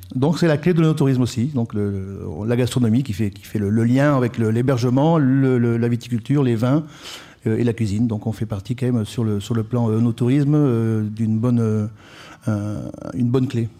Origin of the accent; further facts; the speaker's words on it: Perpignan, Occitania, France; also born or lived in Paris; je suis de Perpignan